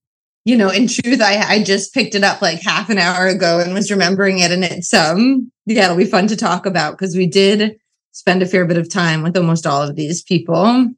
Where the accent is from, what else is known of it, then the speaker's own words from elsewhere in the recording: New York City, New York, United States; I'm actually an imposter cosmopolitan. I'm just an Irish Catholic kid from Brooklyn. So I learned all these languages in college and later.